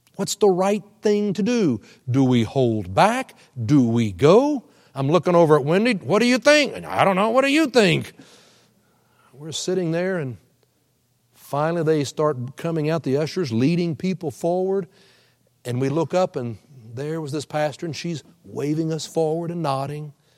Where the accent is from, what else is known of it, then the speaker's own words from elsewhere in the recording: Oklahoma, United States; we're all from Oklahoma